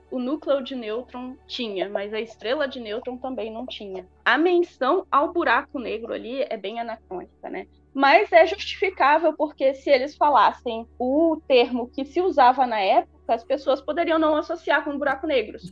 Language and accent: Portuguese; São Mateus, Espírito Santo, Brazil; accent: a bit Bahian, a bit Mineiro; moved away as an adult; Eu sou do Espírito Santo, sou de uma cidade chamada São Mateus, no norte do Espírito Santo, um pouco próximo da Bahia